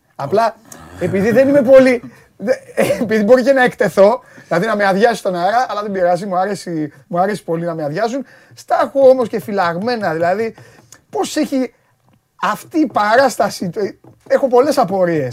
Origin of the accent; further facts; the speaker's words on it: Piraeus, Attica, Greece; Και εγώ πυραιώτη είμαι